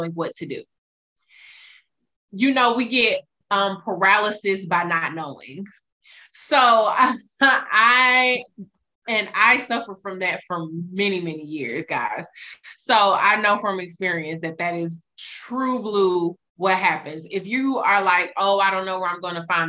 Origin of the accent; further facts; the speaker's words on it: Atlanta, Georgia, United States; now in Dallas, United States; I am a native from Atlanta